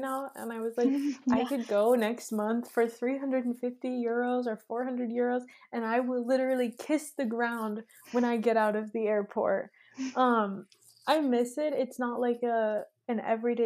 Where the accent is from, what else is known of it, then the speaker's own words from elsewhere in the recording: Midwest, United States; moved away as an adult; now in Austria; I'm from the Midwest, so there's nothing. Like, it's so flat.